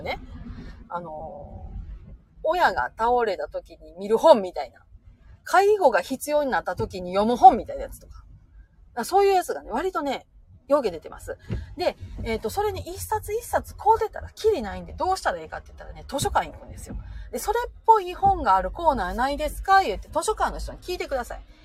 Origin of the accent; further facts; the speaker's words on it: Nara, Japan; accent: Kansai-ben; also born or lived in Osaka; 大阪生まれの奈良育ちですから